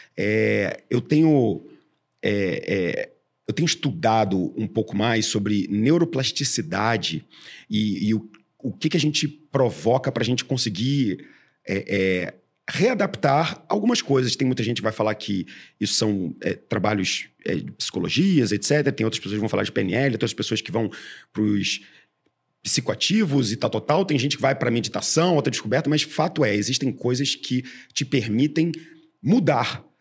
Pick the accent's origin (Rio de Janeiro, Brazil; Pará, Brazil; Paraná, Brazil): Rio de Janeiro, Brazil; moved away as an adult; now in São Paulo, Brazil; eu sou carioca